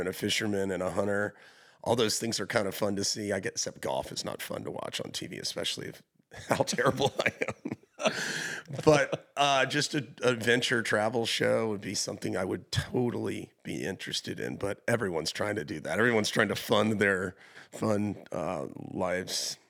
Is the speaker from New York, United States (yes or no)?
no; Hilton Head Island, South Carolina, United States; moved away; also born or lived in Charleston; I'm from Hilton Head Island, a small little beach town